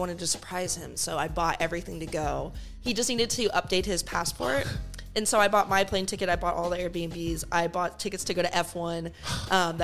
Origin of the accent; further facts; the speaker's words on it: Dallas, Texas, United States; moved away as an adult; also born or lived in Abilene, Texas; now in Los Angeles, United States; I was born in Abilene, Texas. And then I grew up in Dallas. And then four or five years ago, I moved to Los Angeles.